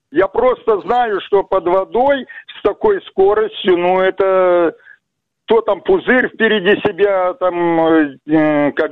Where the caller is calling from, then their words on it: Vladivostok, Primorsky Krai, Russia; я, я вам говорю, я из Владивостока.